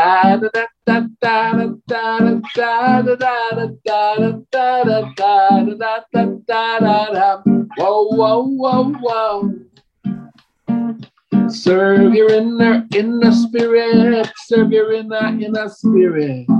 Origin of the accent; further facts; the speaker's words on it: New York City, New York, United States; moved away; also born or lived in Colorado; I grew up in the South Bronx, so it's South Central Bronx